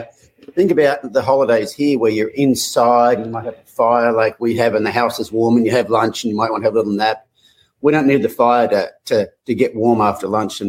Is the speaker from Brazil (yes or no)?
no; Australia; now in United States; I lived in a small country town of about 10,000 people, and I grew up on a 1,200-acre farm. So, I mean, we weren't outback by any means, but, you know, we were in a small town.